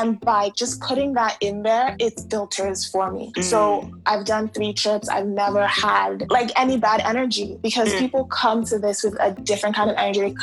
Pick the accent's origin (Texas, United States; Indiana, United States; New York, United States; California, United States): New York, United States; Growing up in New York, yeah, it wasn't that cool to be African